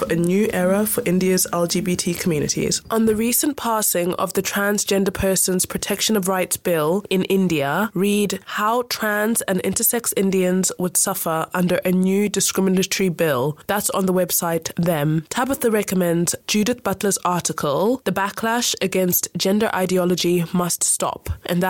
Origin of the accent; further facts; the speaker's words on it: Zimbabwe; I'm from Zimbabwe